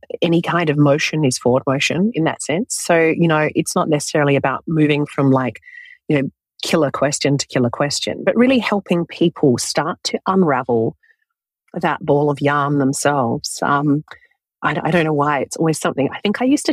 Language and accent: English; Australia; also born or lived in London, United Kingdom; I was born in London in the United Kingdom, but I grew up in Australia.